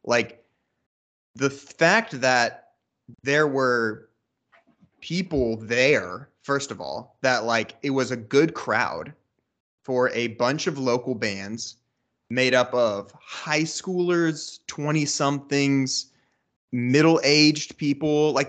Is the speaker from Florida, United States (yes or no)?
no; Dayton, Ohio, United States; now in Columbus, United States; Well, I'm not from Columbus. I'm from Dayton. And if you're not from Ohio, that's between Columbus and Cincinnati. Yep. And that's where I grew up.